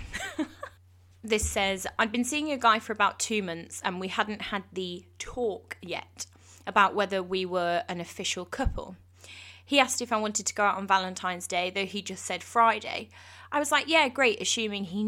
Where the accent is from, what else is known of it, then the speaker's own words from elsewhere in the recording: England, United Kingdom; I'm English